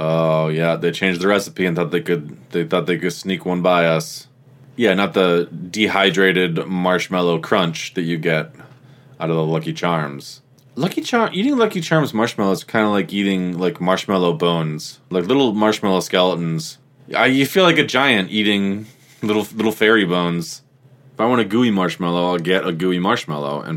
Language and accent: English; United States; I'm of Irish descent, but I was born and raised in America